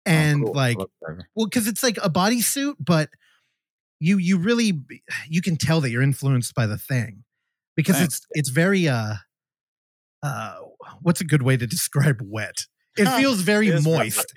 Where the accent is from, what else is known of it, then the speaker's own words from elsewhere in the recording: United States; as an American